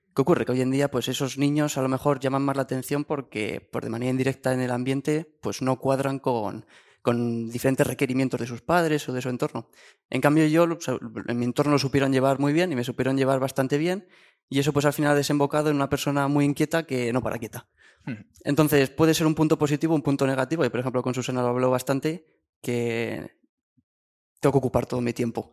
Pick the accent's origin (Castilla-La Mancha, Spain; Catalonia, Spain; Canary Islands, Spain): Castilla-La Mancha, Spain; Guadalajara; mi pueblo de, Guadalajara